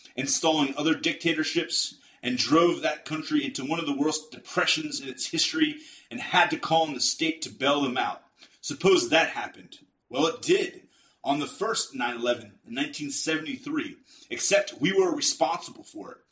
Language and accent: English; United States; I say that as an American